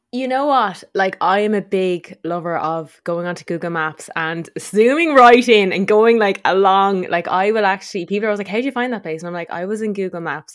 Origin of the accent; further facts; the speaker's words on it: Tipperary, Munster, Ireland; moved away as an adult; also born or lived in Dublin; we grew up on Steveland-Mon Mountain down in Tipperary